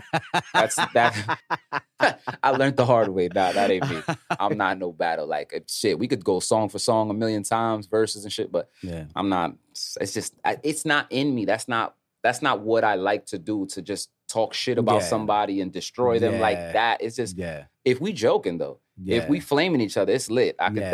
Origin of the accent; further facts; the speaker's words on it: New Jersey, United States; also born or lived in Harlem, New York; I'm from uptown. I was raised in Jersey.